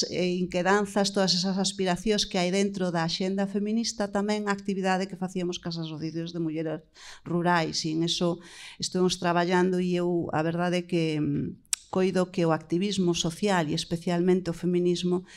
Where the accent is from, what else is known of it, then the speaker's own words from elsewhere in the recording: Mazaricos, Galicia, Spain; Eu que sí que son do rural, son de Mazaricos e son filla de Gandeira